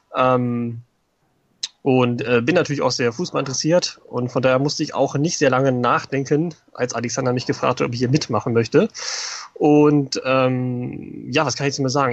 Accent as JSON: {"language": "German", "area": "Hanover area", "region": "Lower Saxony", "country": "Germany", "said": "komme ich äh, aus der Ecke von Hannover"}